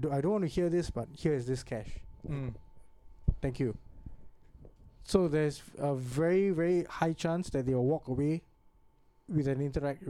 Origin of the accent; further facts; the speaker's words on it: Singapore; I'm a Singaporean.